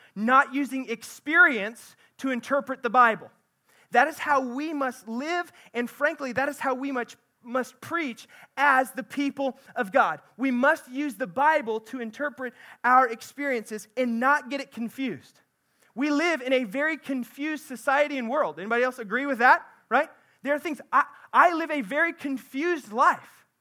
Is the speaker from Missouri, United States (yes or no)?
yes; central Missouri, United States; I'm from central Missouri